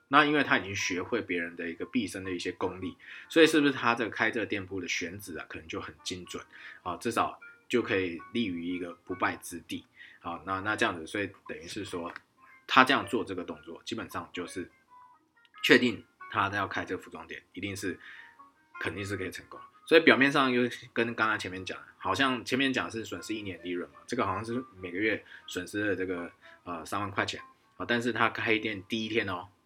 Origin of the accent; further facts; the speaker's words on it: Taiwan; also born or lived in Tianjin, China; 以前在，啊，天津在汽车，啊，福特汽车销售公司，啊，当台干